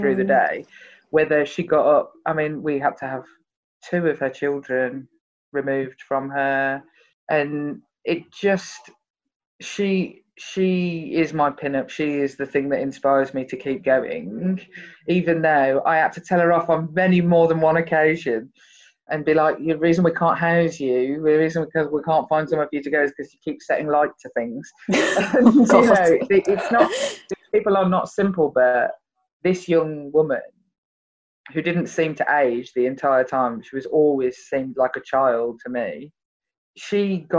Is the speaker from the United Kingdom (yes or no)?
yes; Birmingham, West Midlands, United Kingdom; because I'm from Birmingham, they considered me to be posh